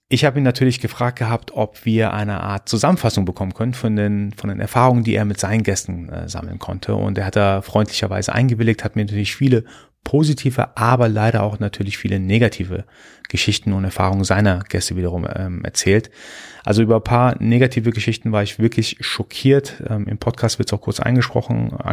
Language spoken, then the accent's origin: German; Iran; born there; für mich natürlich als gebürtiger Iraner natürlich ein immer sehr aktuelles Thema